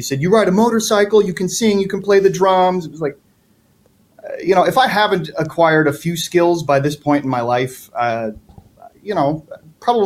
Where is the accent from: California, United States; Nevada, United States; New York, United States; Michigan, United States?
New York, United States; upstate; moved away; I'm from upstate New York